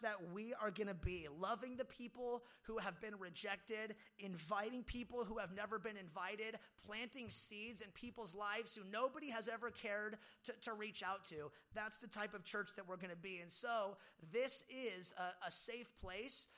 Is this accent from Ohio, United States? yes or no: no; Medford, Oregon, United States; also born or lived in Ashland; I grew up in Medford